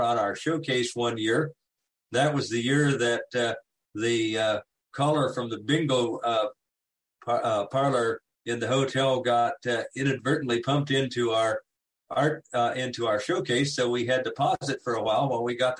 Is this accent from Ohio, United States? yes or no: no; Kansas, United States; I'm from Kansas and the president of the Kansas affiliate